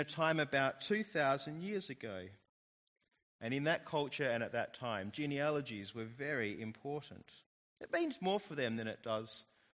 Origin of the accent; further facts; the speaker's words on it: Australia; being Australian